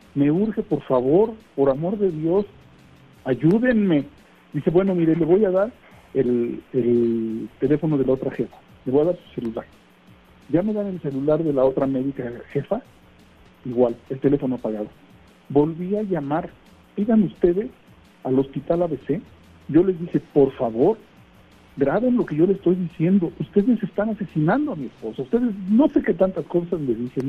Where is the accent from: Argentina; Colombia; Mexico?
Mexico